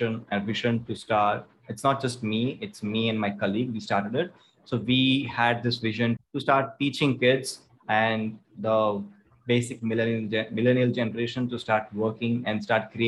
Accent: Chennai, Tamil Nadu, India; I'm from Chennai. Born and brought up in Chennai.

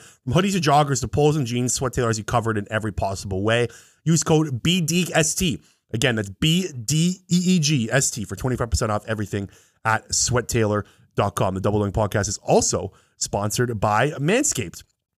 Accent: Canada; the Grey Cup is the CFL Canadian Football League, which we're from Canada.

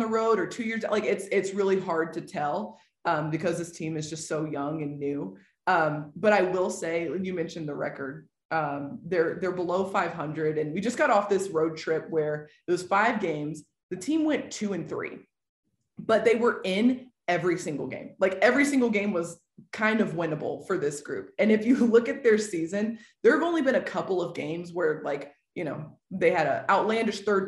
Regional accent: Nashville, Tennessee, United States; moved away as an adult; now in Oklahoma City, United States; I was born and raised in Nashville, or like in the Middle Tennessee area

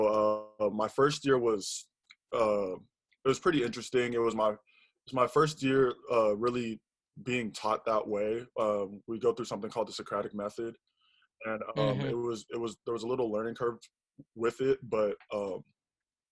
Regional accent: Austin, Texas, United States; also born or lived in New York; I was born and raised in Austin

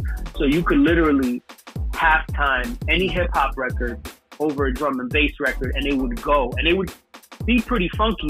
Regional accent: United States; turned out to be that the dance music in the UK that I was into went perfectly with the music that I grew up listening to in America.

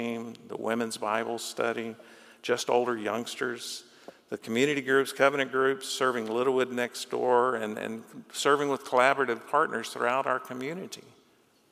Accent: Florida, United States; I grew up in Florida, learned to swim at the beach

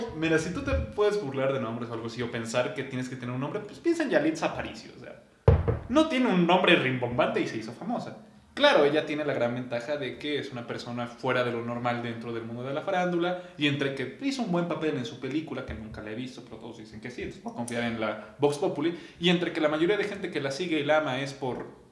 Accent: Mexico; como mexicano

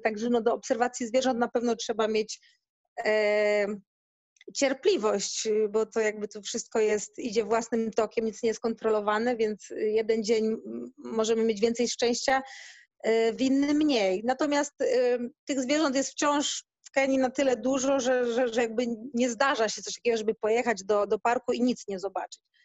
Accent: Gdynia, Pomeranian Voivodeship, Poland; moved away as an adult; now in Africa (Indian Ocean coast); Ja pochodzę z Gdyni, z Bałtyku

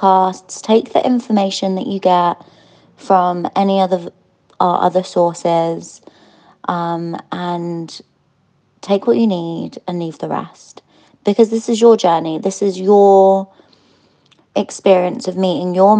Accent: London, United Kingdom; I'm from London

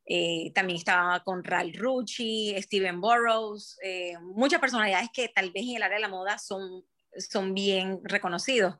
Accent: Barranquilla, Atlántico, Colombia; moved away as an adult; now in Brisbane, Australia; yo soy colombiana, yo soy barranquillera

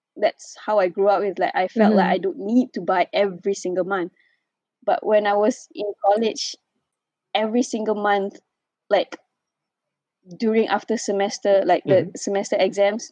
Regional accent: Ipoh, Perak, Malaysia; moved away as an adult; also born or lived in Kuala Lumpur; I was from Ipoh, and when I moved to KL

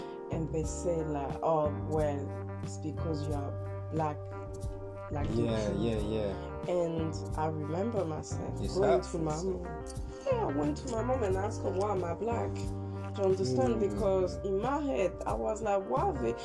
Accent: France; moved away as an adult; also born or lived in Tottenham, London; now in London, United Kingdom; I'm French, like, I grew up in France and I was born and bred in France.

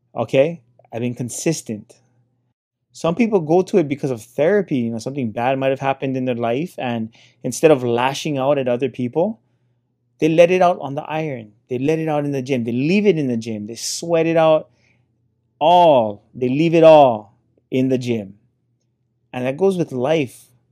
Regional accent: Hilo, Hawaii, United States; I come from Hilo, Hawaii

